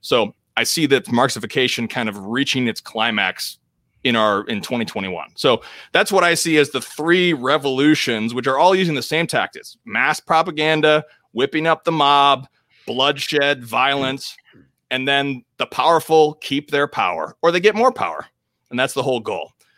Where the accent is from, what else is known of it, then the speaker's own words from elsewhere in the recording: United States; as American Catholics